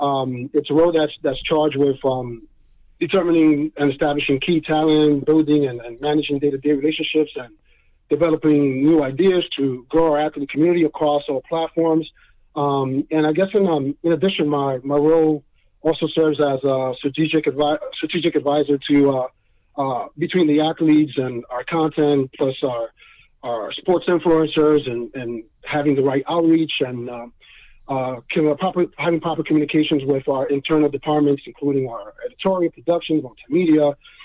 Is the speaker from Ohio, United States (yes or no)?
no; New York, United States; the one that I looked up to the most as growing up in New York is David Winfield.